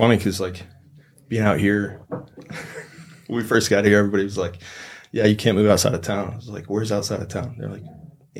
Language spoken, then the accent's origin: English; Louisville, Kentucky, United States; I grew up right in the middle of town. Louisville's huge. It's 1.5 million people, but I don't know. It's the only place I've ever been. It was Louisville. It's Kentucky. If you get outside of town, it's super rural, but it's not really southern.